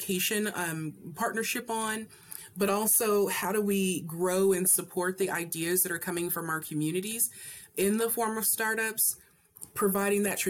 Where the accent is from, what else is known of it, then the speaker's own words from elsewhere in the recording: Hardin County, Kentucky, United States; I am originally from Kentucky. I am from Hardin County, Kentucky